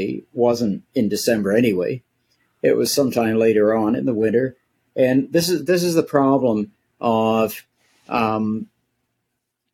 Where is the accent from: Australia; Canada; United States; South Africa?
Canada; I'm a Canadian